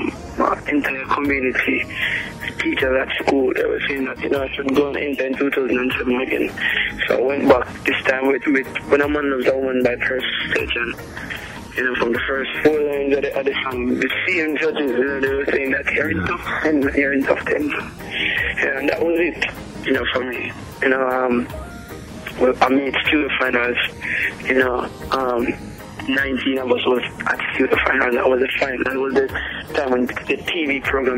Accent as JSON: {"language": "English", "town": "Stepney", "region": "Saint Ann", "country": "Jamaica", "tie": "born or raised there", "said": "I grew up in Stepney, in Jamaica"}